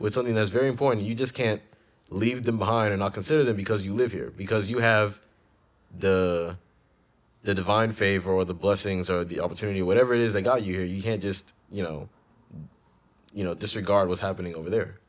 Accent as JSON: {"language": "English", "country": "Ghana", "tie": "born or raised there", "moved": "yes", "said": "when I grew up in Ghana"}